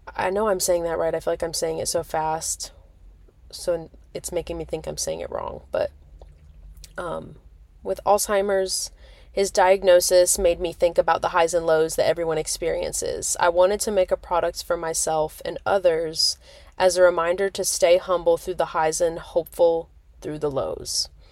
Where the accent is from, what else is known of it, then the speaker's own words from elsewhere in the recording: Nebraska, United States; moved away as an adult; now in Myrtle Beach, United States; being born and raised in Nebraska, I mean, I lived in Nebraska for, like, what, eighteen years?